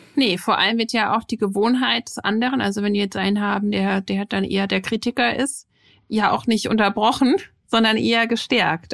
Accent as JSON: {"language": "German", "country": "Germany", "said": "bei uns in Deutschland"}